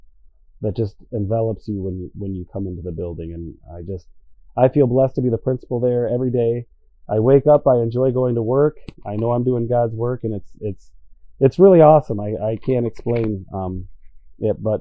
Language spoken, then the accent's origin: English; Grand Rapids, Michigan, United States; also born or lived in Fort Lauderdale, Florida; I grew up in Grand Rapids, Michigan